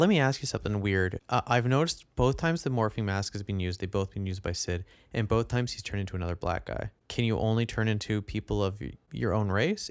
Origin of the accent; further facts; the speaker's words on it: Canada; being a Canadian